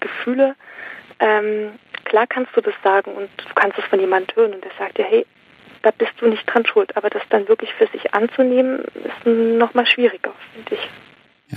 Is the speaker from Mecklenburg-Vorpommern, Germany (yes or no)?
no; Saxony, Germany; moved away; also born or lived in Switzerland; ich komme aus, ähm, ich bin in Sachsen geboren